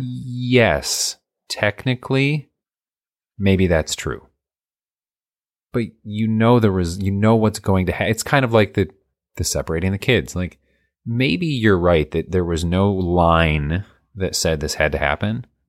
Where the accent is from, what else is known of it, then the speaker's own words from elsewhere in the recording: United States; I'm American